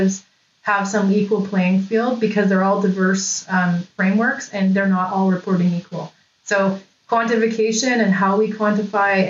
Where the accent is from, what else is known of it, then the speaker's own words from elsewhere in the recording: Lower Mainland, British Columbia, Canada; I'm from the Lower Mainland in British Columbia